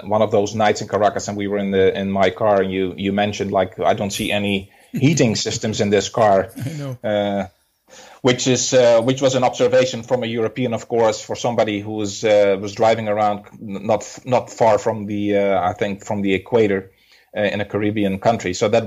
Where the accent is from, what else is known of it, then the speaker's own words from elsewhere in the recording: Netherlands; moved away as an adult; also born or lived in Venezuela; now in Atlanta, United States; originally I'm from the Netherlands